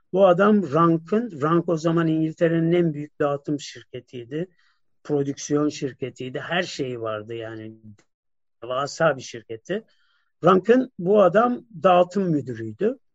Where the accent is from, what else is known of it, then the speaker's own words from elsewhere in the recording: Turkey; ben bir Türk'üm